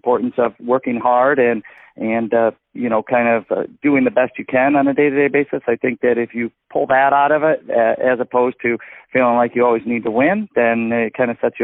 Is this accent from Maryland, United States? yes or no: no; Ann Arbor, Michigan, United States; I grew up in Ann Arbor, Michigan